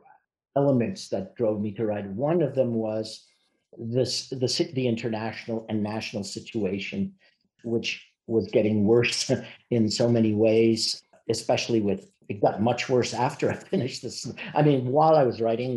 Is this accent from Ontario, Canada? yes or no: no; Montreal, Quebec, Canada; I was born in Montreal